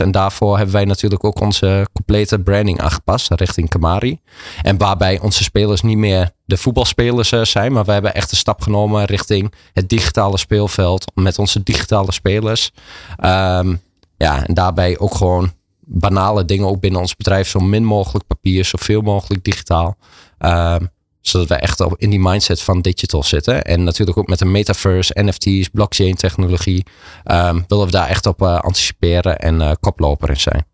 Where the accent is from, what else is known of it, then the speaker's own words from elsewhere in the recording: Enschede, Overijssel, Netherlands; geboren en getogen in Enschede, zoals je hoort.